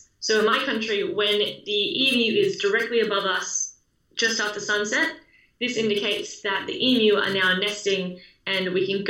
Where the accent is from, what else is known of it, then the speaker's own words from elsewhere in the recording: Sydney, New South Wales, Australia; I grew up on Sydney's Northern Beaches